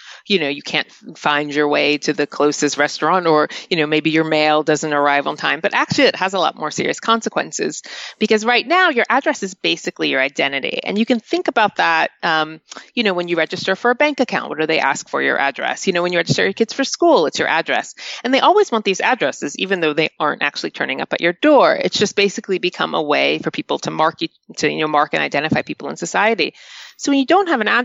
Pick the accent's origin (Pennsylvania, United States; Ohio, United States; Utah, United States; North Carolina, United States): North Carolina, United States; moved away as an adult; now in United Kingdom; where I grew up in North Carolina